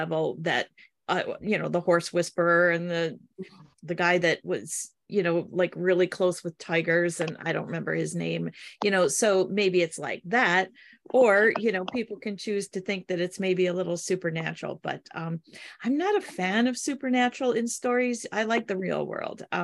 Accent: Midwest, United States; also born or lived in Detroit area, Michigan / Upper Peninsula, Michigan; I'm from the Midwest. We're all pretty down to earth

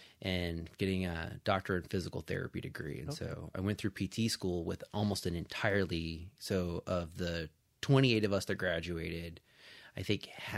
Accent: Paso Robles, California, United States; also born or lived in Las Vegas; So I was born in Las Vegas, where I came from, but we left when I was six and moved to a couple places in California, but eventually settled in the Central Coast in a small town called Paso Robles.

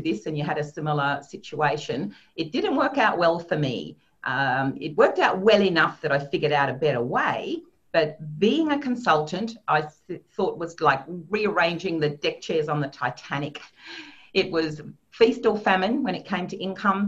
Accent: Sydney, New South Wales, Australia; born and bred in Sydney, and I have moved around a little bit, but that is where I live

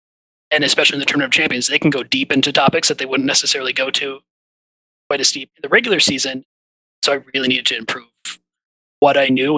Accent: Minnesota, United States; Yeah, so I grew up in Minnesota and have been watching Jeopardy my whole life.

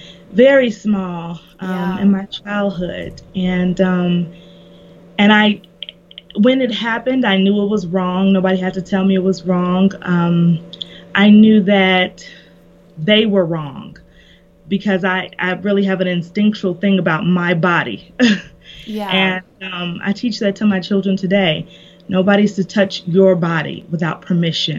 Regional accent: Indiana, United States; moved away as an adult; also born or lived in Kentucky; I'm originally from Indiana

